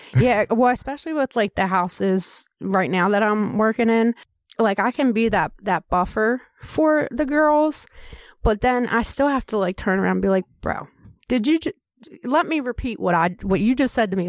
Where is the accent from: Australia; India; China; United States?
United States; Baltimore, Maryland; moved away as an adult; also born or lived in Tennessee / Cecil County, Maryland; that's my hometown